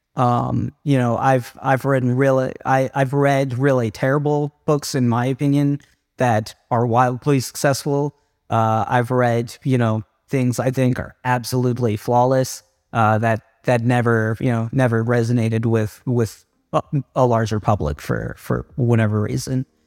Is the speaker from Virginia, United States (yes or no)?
yes; Southern Virginia, United States; I grew up in Southern Virginia